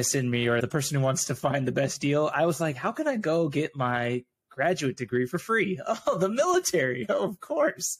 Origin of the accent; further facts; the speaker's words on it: Arizona, United States; moved away as an adult; also born or lived in Texas; I'm originally from Arizona and went to college in Arizona